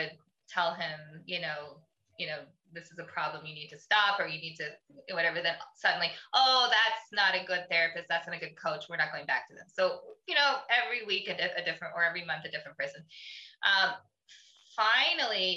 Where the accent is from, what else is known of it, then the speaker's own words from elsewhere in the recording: Canada; I'm Canadian. We all skate